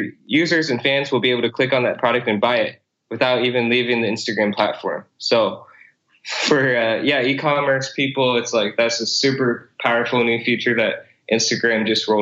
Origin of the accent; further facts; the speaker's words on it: Iowa, United States; also born or lived in South Korea; I was actually born in South Korea and then adopted by my parents in the States. So I grew up in Iowa.